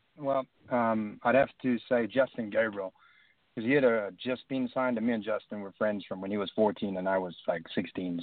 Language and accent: English; South Africa; moved away as an adult; now in United States; coming from like a country from like South Africa